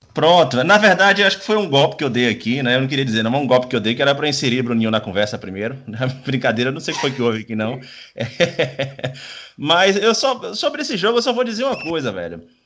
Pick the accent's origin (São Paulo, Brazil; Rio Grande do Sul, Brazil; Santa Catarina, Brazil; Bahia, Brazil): Bahia, Brazil